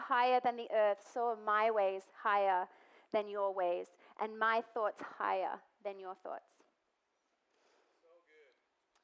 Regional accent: Australia; moved away; I'm Australian

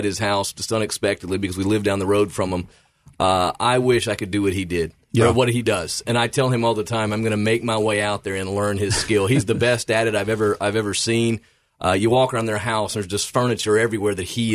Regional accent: Memphis, Tennessee, United States; also born or lived in Fayette County, Tennessee; I grew up in and around the Memphis area

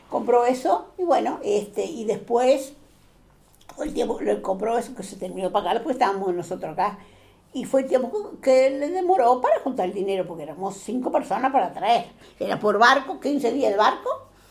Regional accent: Portugal; now in Uruguay; yo era portuguesa

